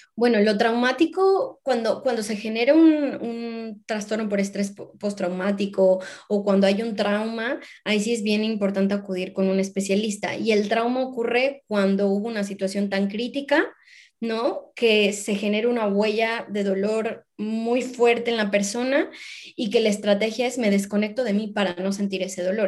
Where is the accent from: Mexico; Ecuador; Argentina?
Mexico; moved away; yo me veo jubilándome en mi país, en México